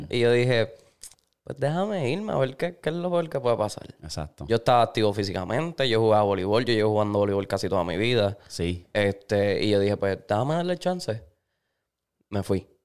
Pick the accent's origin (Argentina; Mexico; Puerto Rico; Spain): Puerto Rico; Y en Orlando lo hago porque tengo familia en, Orlando, como